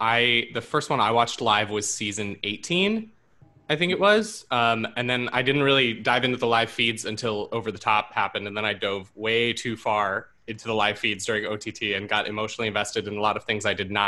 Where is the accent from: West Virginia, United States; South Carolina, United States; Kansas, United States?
West Virginia, United States; now in Astoria, United States; I'm in West Virginia. I've been in Astoria, and then I quarantined myself so I could escape to home and visit my parents.